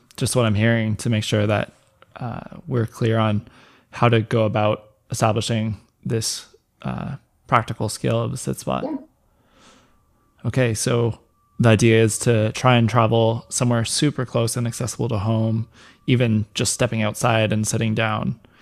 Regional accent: North Vancouver, British Columbia, Canada; the place I grew up in Lynn Valley, uh, British Columbia.

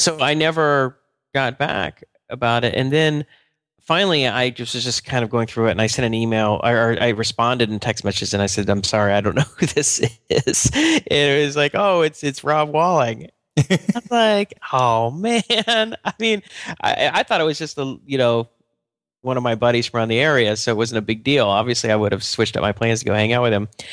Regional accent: Atlanta, Georgia, United States; I'm from Atlanta, which is pretty humid

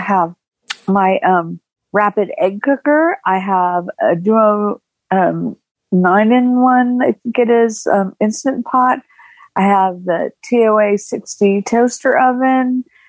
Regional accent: Arizona, United States; I'm actually somebody who's from a state that starts with a vowel. I'm from Arizona.

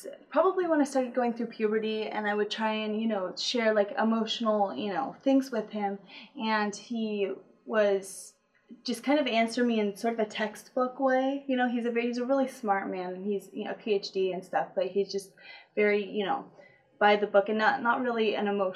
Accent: Apple Valley, California, United States; also born or lived in Wrightwood, California; I was born in California in Apple Valley. And I lived with my mom, my dad, and two older sisters in like Wrightwood for the first 7 years of my life

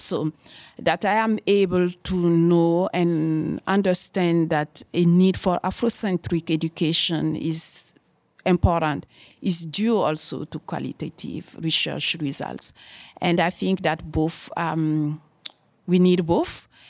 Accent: Burkina Faso; moved away as an adult; also born or lived in Germany; now in Canada; in Burkina Faso, in my home country

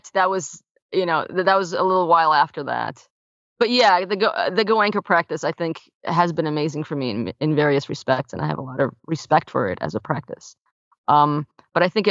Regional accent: New York City, New York, United States; also born or lived in Soviet Union; I came from the Soviet Union. I grew up in Brooklyn, New York

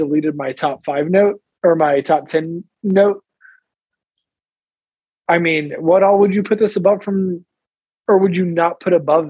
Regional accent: United States; we don't do good at the Winter Olympics here in America.

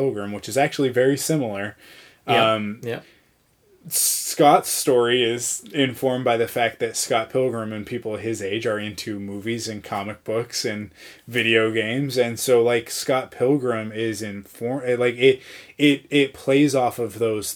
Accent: Canada; I am Canadian

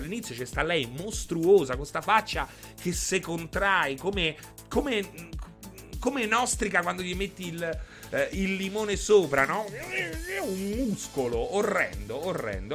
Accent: Rome, Lazio, Italy; sono nato a Roma il 5 gennaio 1980

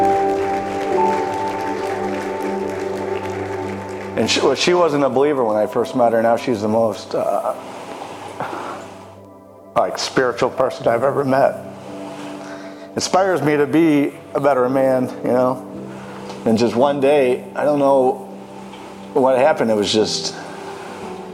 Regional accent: Chicago Heights, Illinois, United States; I grew up in Chicago Heights

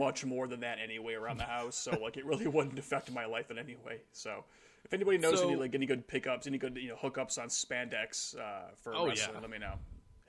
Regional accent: United States; as an American

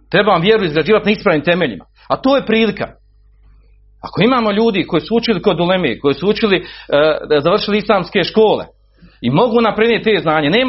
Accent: Bosnia & Herzegovina; kod nas u Bosni

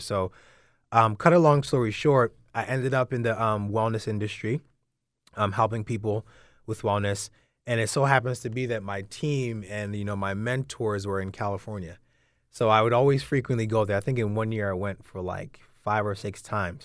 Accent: London, United Kingdom; coming from a Nigerian background, so I was born in London

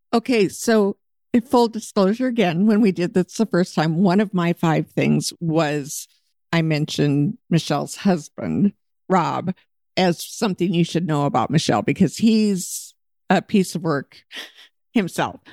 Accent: Anchorage, Alaska, United States; moved away as an adult; now in Scottsdale, United States; I'm from Anchorage, Alaska

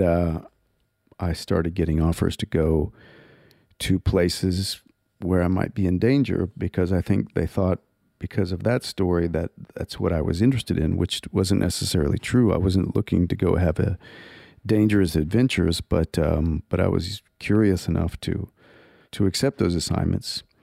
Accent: Abilene, Texas, United States; also born or lived in Canada; I was born in Canada, but my, my family moved to Texas when I was quite young, when I was a, a toddler. And so I, I grew up in a place called Abilene, Texas.

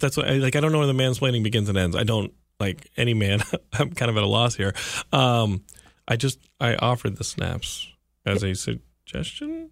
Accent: Texas, United States; I'm from Texas

